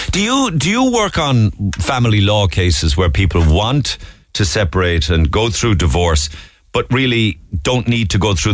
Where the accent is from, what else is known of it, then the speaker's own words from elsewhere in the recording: Cork, Munster, Ireland; now in France; We're both from Cork originally, but now we're living in a small town in France near Toulouse and Bordeaux. We've lived here for seven years, and we haven't made it home for the last five Christmases.